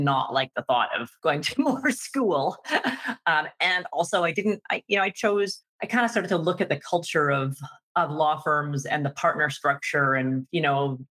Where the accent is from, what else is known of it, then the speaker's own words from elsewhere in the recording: Vancouver, British Columbia, Canada; I grew up in Vancouver, BC